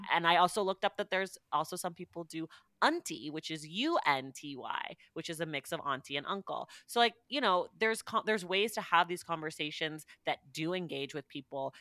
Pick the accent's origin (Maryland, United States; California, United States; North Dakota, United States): California, United States; my hometown